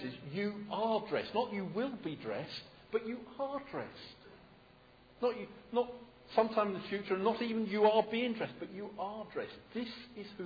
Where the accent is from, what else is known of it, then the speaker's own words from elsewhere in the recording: United Kingdom; I'm British